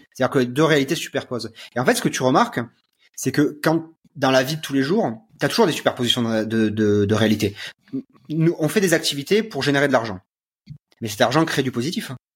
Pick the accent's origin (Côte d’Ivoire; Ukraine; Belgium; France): France; moved away as an adult; now in Romania; en tant que Français